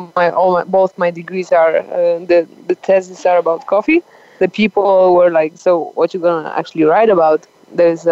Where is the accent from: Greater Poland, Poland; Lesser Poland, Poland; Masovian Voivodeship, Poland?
Greater Poland, Poland; 20 km south of Poznań; English is a second language; moved away as an adult; now in Colombia; my hometown is 20 kilometers on the south of that city, and where this is where my parents live